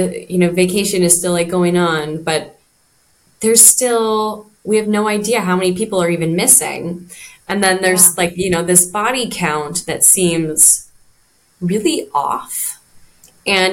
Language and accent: English; Idaho, United States; moved away as an adult; now in Maui, United States; I'm originally from Idaho, but I've been here for 10 years.